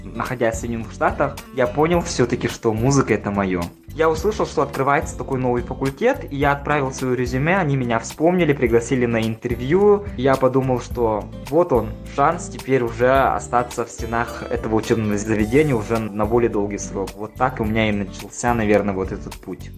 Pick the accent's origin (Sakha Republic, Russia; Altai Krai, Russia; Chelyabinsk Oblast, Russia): Sakha Republic, Russia; Nizhny Bestyakh; moved away as an adult; also born or lived in Yakutsk / New York; now in Los Angeles, United States; я вырос и родился в Мегино-Кангаласском улусе в поселке Нижний Бестях